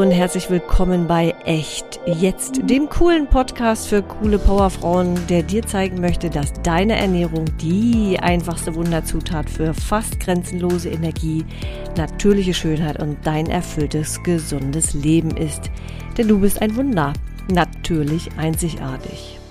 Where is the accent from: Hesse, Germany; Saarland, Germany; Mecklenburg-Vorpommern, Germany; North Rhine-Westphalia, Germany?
Mecklenburg-Vorpommern, Germany; near Rostock and Warnemünde; ich bin ein Ostseekind, ja, ich bin hier groß geworden in der Nähe von äh, Rostock und Warnemünde